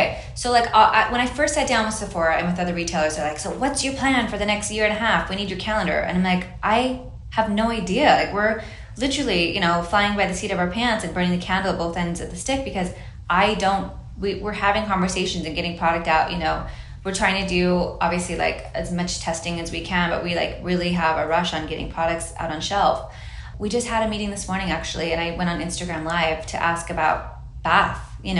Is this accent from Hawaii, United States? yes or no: yes; Hawaii, United States; It was really inspired by like, I grew up in Hawaii and I love floral